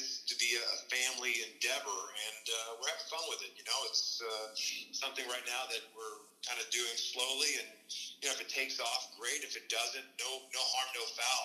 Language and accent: English; Kansas, United States; We grew up in Kansas